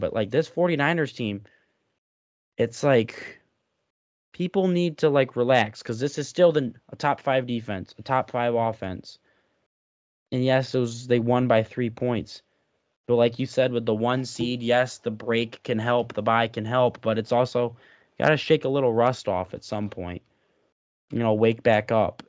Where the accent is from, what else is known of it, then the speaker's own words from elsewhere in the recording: Michigan, United States; I'm from Michigan